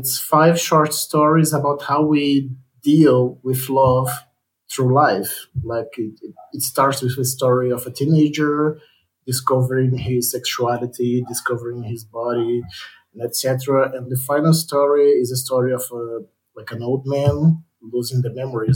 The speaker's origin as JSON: {"language": "English", "country": "Brazil", "said": "I'm a cartoonist from Brazil"}